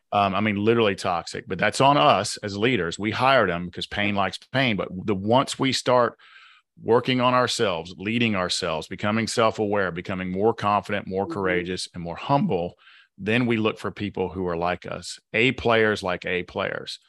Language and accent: English; the South, United States; accent: Southern; my Southern accent